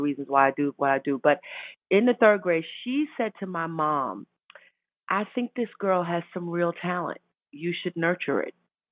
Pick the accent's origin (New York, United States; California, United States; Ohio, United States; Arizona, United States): New York, United States; New York City; I grew up in Brooklyn, New York, and we were in church every Sunday morning